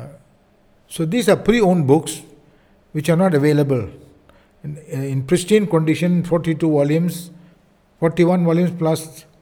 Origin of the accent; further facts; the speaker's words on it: India; I'm an Indian